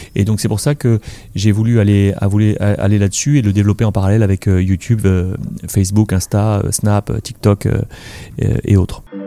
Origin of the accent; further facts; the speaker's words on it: Morocco; moved away; le continent africain sur lequel je suis né, au Maroc